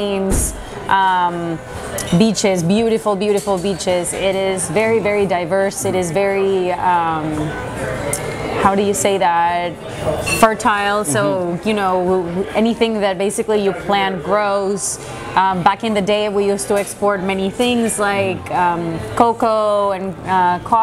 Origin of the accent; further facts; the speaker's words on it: Venezuela; moved away as an adult; now in Canada; I was born in Venezuela and I moved to Canada almost 10 years ago this August.